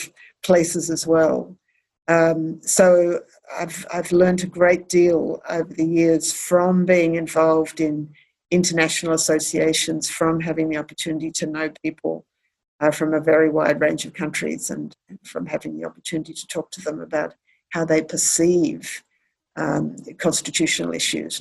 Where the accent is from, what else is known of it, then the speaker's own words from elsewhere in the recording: Australia; being Australian and having been educated in Australia and in the common law world